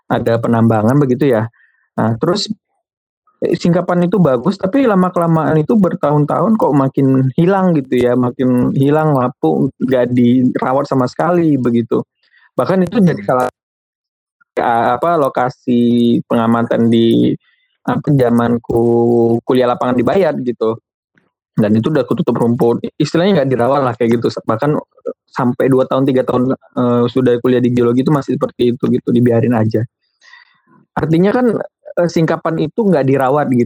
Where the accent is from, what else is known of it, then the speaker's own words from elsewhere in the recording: Riau, Indonesia; kayak saya kan dari Riau begitu